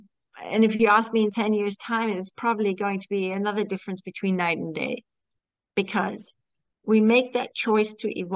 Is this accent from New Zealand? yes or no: no; Singapore; also born or lived in Malaysia; Yeah, I grew up in Singapore, Malaysia, so that's different too.